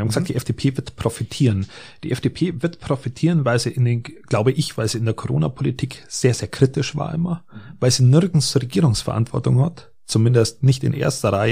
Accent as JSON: {"language": "German", "region": "Bavaria", "country": "Germany", "said": "Ich bin, ich bin ein Bayer und ich bin, ich bin hier aus Oberbayern und hier so im Allgäu. Da fühle ich mich verwurzelt."}